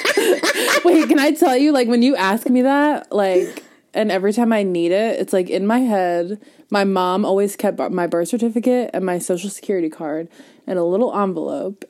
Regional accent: Langhorne, Pennsylvania, United States; I was born in St. Mary's oh. in Langhorne

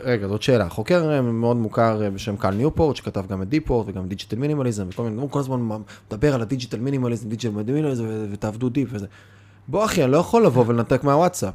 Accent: Kiryat Bialik, Haifa District, Israel; now in Tel Aviv, Israel; ששלושתנו גדלנו בקריית ביאליק

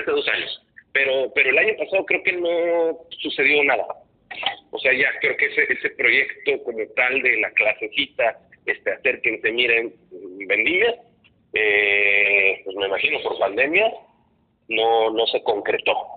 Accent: Cuernavaca, Morelos, Mexico; moved away; yo soy de Cuernavaca

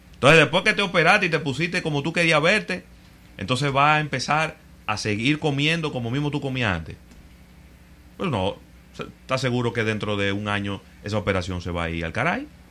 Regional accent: Dominican Republic; somos los dominicanos

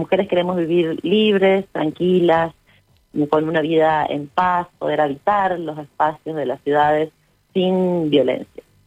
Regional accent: Uspallata, Mendoza, Argentina; Nosotros somos de Uspallata y alta montaña

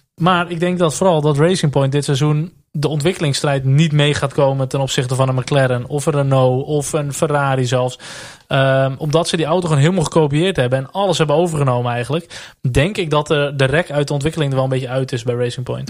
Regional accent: Netherlands; Tuurlijk zijn we Nederlanders

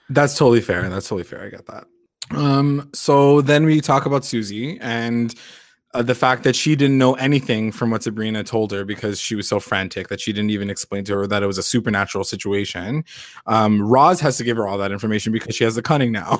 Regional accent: Canada; we're so Canadian

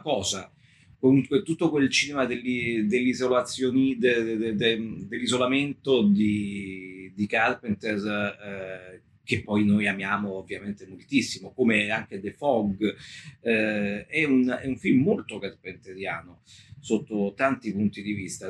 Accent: Naples, Campania, Italy; me che sono napoletano

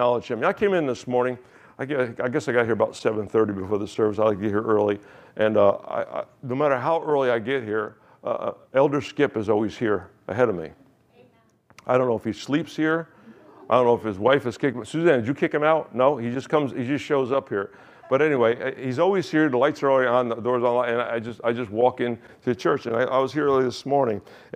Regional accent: United States; accent: American; my accent is still American

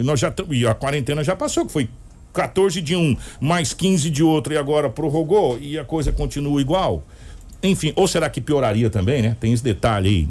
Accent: Brazil; nós brasileiros

